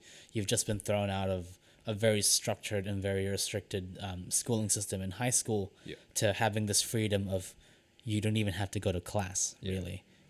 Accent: Philippines; The one thing I didn't apply for was nursing, because I'm Filipino and I vehemently did not want to be the stereotype of being a Filipino nurse.

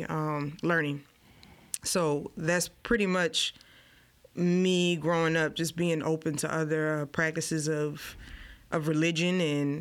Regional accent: New Orleans, Louisiana, United States; moved away; I just grew up in New Orleans

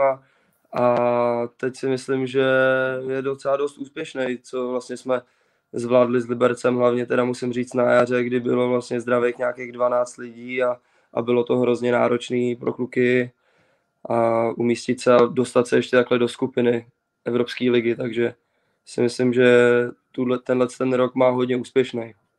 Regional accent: Czechia; jsme Češi

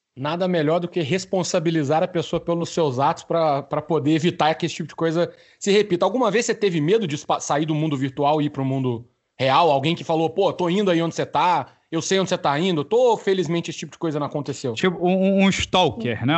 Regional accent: Minas Gerais, Brazil; Eu não posso passar vergonha diante de uma conterrânea mineira, né? Aqui eu tenho que representar o meu país, Minas Gerais

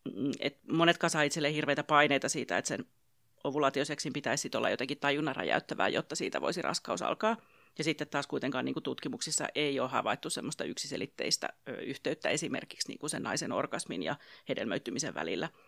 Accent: Pirkanmaa, Finland; mä olen täältä Pirkanmalta kotoisin ja asun perheeni kanssa Tampereella

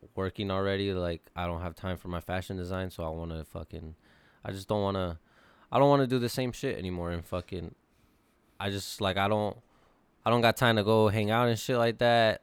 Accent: California, United States; I'm from California

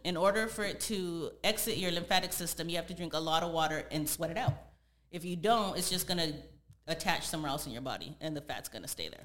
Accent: San Jose, California, United States; moved away as an adult; now in Los Angeles, United States; I'm originally from San Jose, California, and I moved out to LA about three and a half years ago

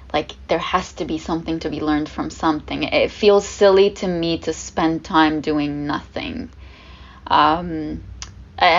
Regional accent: Lebanon; first language Arabic; English is a second language; now in Canada; I was the only one in my family born and raised in Lebanon.

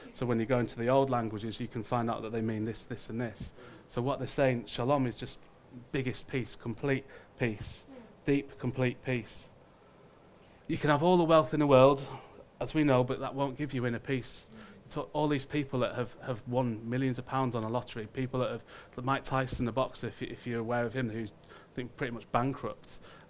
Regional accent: United Kingdom; but just us as Brits, had been at war in conflict for every day

